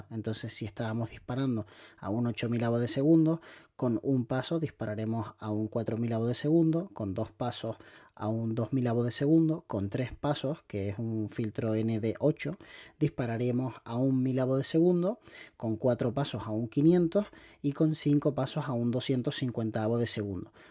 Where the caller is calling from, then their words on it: Valencia, Valencian Community, Spain; de Valencia.